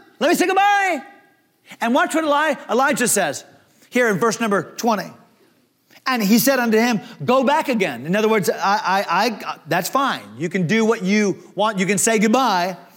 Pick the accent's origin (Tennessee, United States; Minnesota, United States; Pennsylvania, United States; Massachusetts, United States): Pennsylvania, United States; Leechburg; They named my town. Leechburg